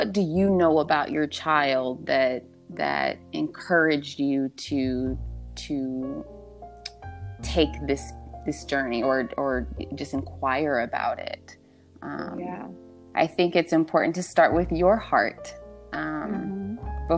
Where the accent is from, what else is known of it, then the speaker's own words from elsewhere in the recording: Southern California, United States; moved away as an adult; also born or lived in the South; I'm from Southern California, and, I found myself in the South